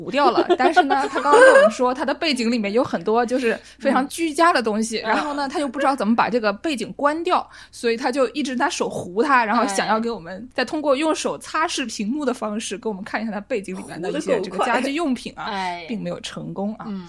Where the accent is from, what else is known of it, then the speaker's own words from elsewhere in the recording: Nanjing, Jiangsu, China; moved away; 毕竟我们都是南京人嘛，